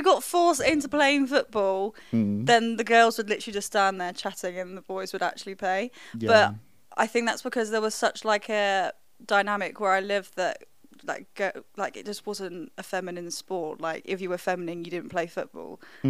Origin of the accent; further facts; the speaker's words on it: Spain; moved away; Where I was growing up in Spain, men play football, girls did skipping, like very traditional vibes.